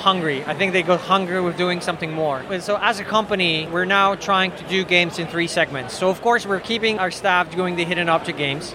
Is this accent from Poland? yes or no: yes; Poland; we come from Poland, we were living in a communist regime for like 50 years